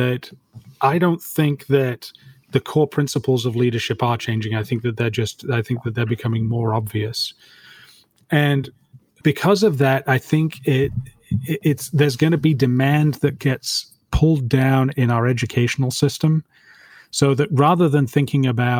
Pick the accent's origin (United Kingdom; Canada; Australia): United Kingdom; now in Dallas, United States; I'm British